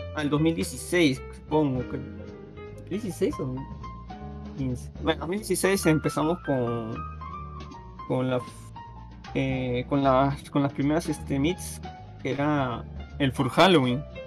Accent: Peru

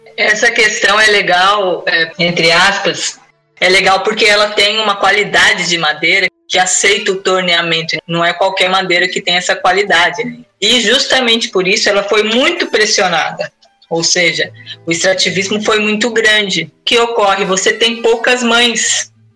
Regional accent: São Paulo, Brazil; moved away; Eu venho de São Paulo

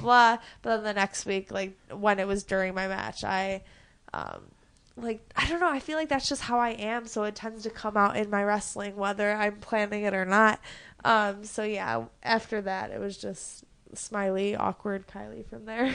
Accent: Chicago, Illinois, United States; also born or lived in Houston, Texas; I knew I still got, like, in-state tuition, so I moved back to Chicago from Houston

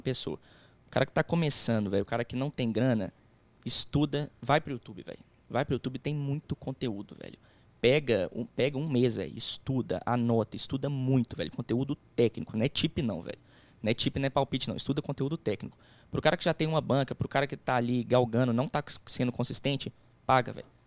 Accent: Belo Horizonte, Minas Gerais, Brazil; A gente é de BH

